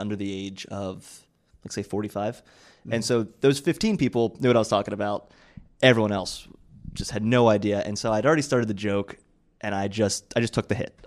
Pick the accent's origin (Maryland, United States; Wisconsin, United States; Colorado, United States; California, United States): Maryland, United States; moved away; also born or lived in New York; I'm from Maryland originally